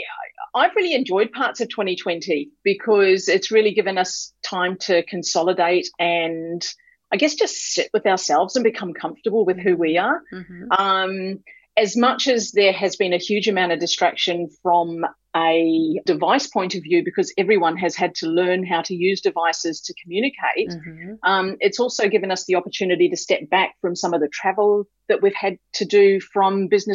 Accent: New Zealand; moved away as an adult; now in Australia; I'm from New Zealand originally, so from the other side of the ditch

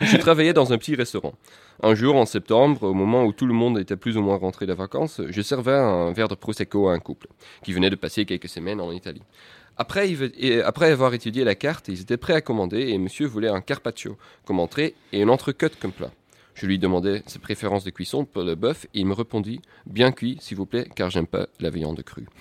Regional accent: Netherlands; Nous, aux Pays-Bas

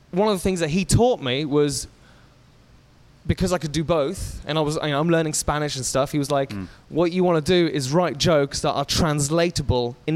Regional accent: England, United Kingdom; accent: English; that works quite well in America because they have the connotations of the English accent being, uh, you know, we're all quite smart here because they watch Downton Abbey, but they don't know any of our football hooligans.

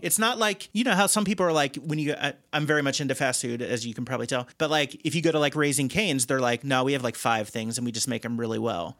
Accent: Cincinnati, Ohio, United States; now in Chicago, United States; I'm from the Cincinnati area originally

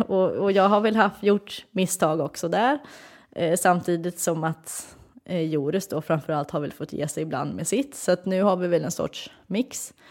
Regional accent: Sweden; moved away as an adult; now in Netherlands; jag som är en svensk tjej som har flyttat utomlands

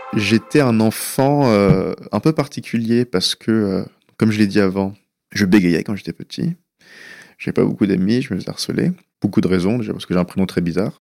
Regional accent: France; first language Persian; French is a second language; also born or lived in California, United States; on revenus en France, donc j'avais un ou deux ans

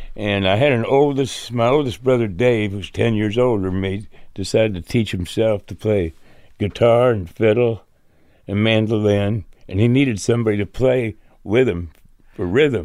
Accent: Chicago, Illinois, United States; we were born and raised in Chicago area.

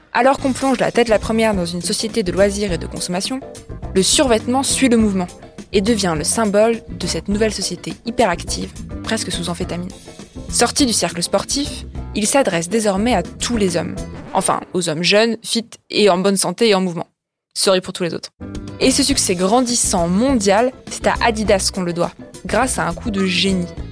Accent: Aubervilliers, Île-de-France, France; Donc moi j'ai grandi à Aubervilliers, en Seine-Saint-Denis

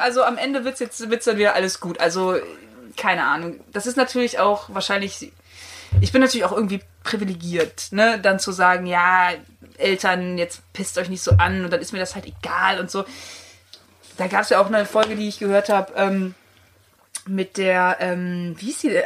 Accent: countryside near Cologne, North Rhine-Westphalia, Germany

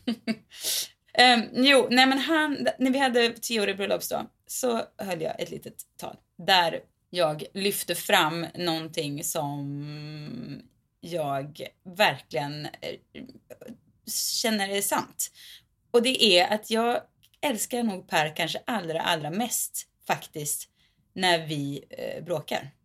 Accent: Mariestad, Västra Götaland, Sweden; I min hemstad, Mariestad

